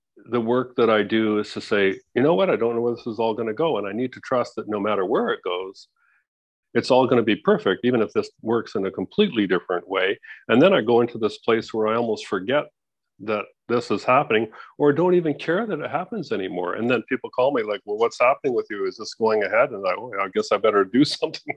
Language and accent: English; Canada; moved away as an adult; now in Mexico; I'm in Mexico. I'm a Canadian.